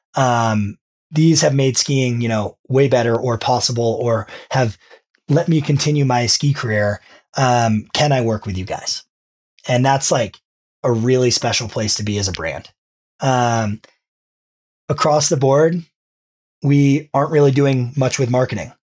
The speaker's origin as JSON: {"language": "English", "region": "New Hampshire", "country": "United States", "tie": "born or raised there", "said": "I grew up in New Hampshire"}